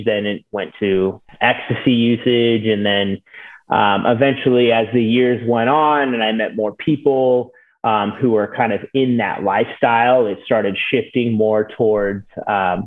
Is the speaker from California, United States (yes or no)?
yes; Sacramento, California, United States; also born or lived in San Diego, California; I'm from Sacramento, California